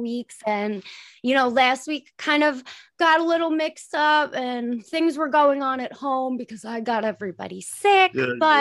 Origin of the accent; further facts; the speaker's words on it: Suffolk County, Long Island, New York, United States; I'm Suffolk too